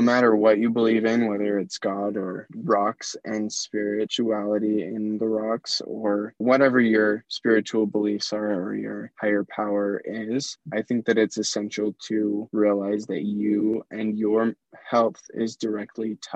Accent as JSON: {"language": "English", "town": "Hinsdale", "country": "United States", "tie": "born or raised there", "moved": "as an adult", "lives_now": "Tucson, United States", "said": "I grew up in Hinsdale, the tiniest little town."}